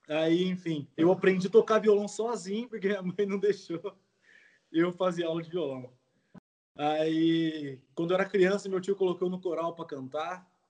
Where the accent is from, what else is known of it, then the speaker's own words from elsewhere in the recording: Jundiaí, São Paulo, Brazil; born there; É, eu nasci em Jundiaí, Jundiaí